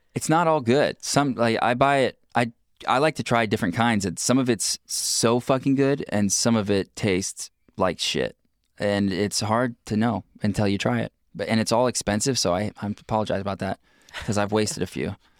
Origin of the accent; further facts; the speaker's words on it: Pacific Northwest, United States; we're from the Pacific Northwest